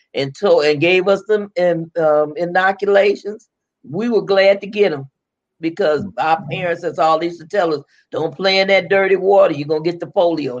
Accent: Chicago, Illinois, United States; I was born and raised in Chicago. I am I'm not from down yonder

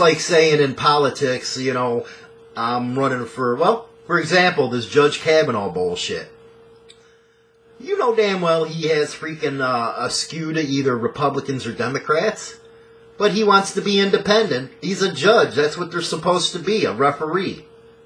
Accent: Chicago, Illinois, United States; I'm from Chicago

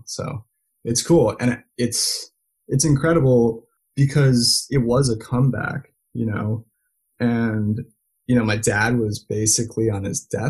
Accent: Belgium; Like I grew up speaking multiple languages. And growing up in Belgium was fantastic.

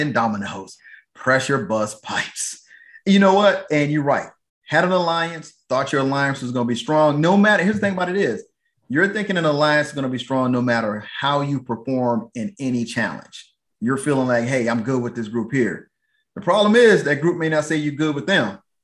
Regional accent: Atlanta, Georgia, United States; now in Texas, United States; I'm from Atlanta

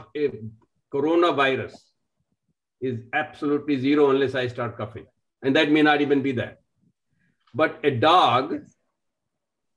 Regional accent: India; moved away; I'm from India. I've lived outside and lived many, many places

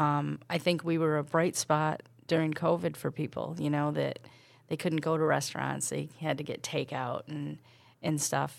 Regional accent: Canastota, New York, United States; I was from Canastota where Carmen Basilio and Billy Backus were from

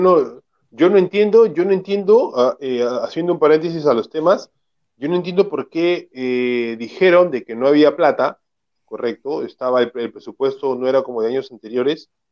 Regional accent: Lima, Peru; yo viví desde que nací en el RIMAC

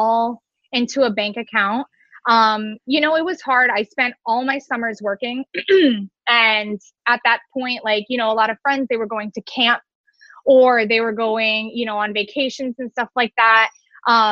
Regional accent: Cooper City, Florida, United States; also born or lived in Orlando; I am actually from Cooper City. I have been living here now for over 26 years

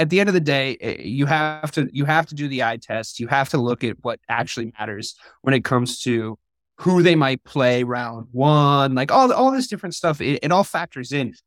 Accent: New England, United States; moved away; growing up in New England

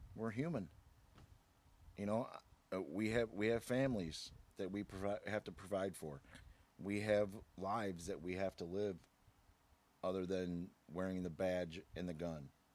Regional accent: Aurora, Illinois, United States; I was born right here in Aurora

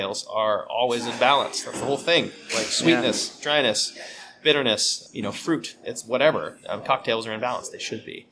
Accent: West Coast, United States; I grew up on the West Coast, so I grew up with, you know, really clean and clear bitter IPAs

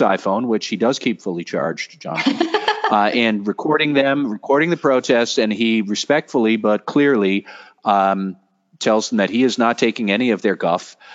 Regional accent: Boston, Massachusetts, United States; I am from Boston

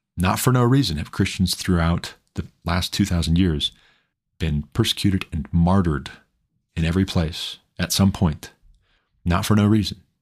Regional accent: Montana, United States; Montana, my home state

